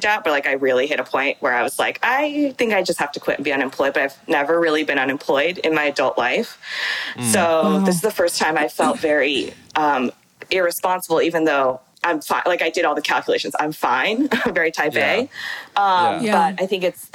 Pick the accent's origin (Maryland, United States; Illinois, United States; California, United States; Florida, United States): California, United States; San Francisco; So I'm from San Francisco and I went to predominantly white schools like growing up